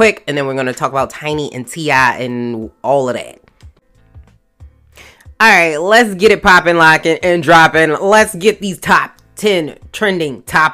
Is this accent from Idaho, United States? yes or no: no; Maryland, United States; my home state of Maryland